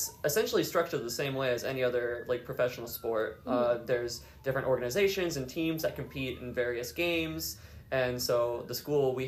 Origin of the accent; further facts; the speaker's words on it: Dayton, Ohio, United States; I was doing community theater through various theaters in my hometown of Dayton